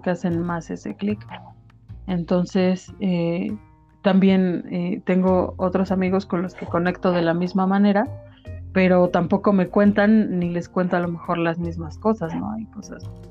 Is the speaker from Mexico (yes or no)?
yes; Apizaco, Tlaxcala, Mexico; yo soy de Apizaco